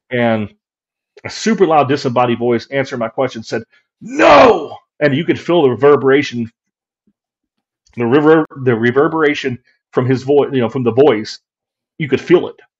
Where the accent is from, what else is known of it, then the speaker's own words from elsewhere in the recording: West Virginia, United States; moved away; I'm from West Virginia originally